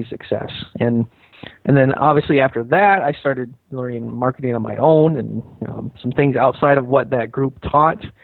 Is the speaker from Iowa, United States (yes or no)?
yes; North Central Iowa, United States; I grew up in North Central Iowa